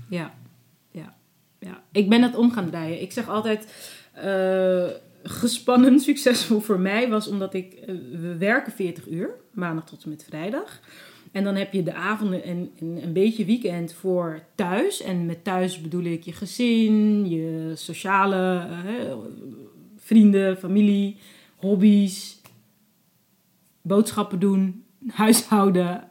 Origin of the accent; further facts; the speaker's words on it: Netherlands; also born or lived in Cape Verde / Abu Dhabi; als Nederlander ben ik